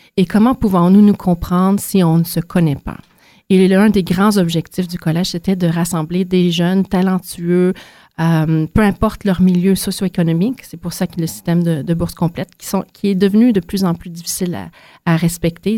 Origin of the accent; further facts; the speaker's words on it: Quebec, Canada; moved away as an adult; also born or lived in Montreal; now in Ottawa, Canada; Né de Montréal, j'ai grandi autant dans les grands centres urbains que les régions rurales du Québec